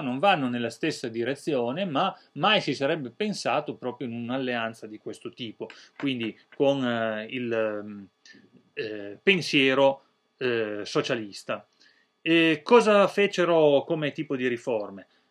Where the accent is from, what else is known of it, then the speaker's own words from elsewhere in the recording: Italy; noi italiani